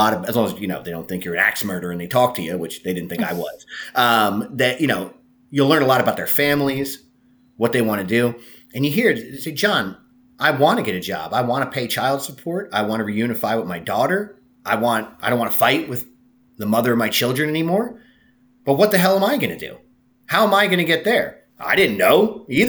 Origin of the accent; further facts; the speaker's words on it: Jersey Shore, New Jersey, United States; my hometown, which is a very small town at the Jersey Shore.